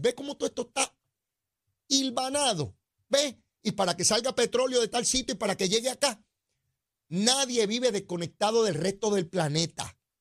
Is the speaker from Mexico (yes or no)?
no; Puerto Rico